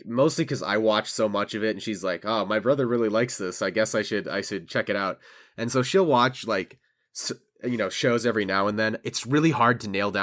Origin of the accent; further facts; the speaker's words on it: United States; as an American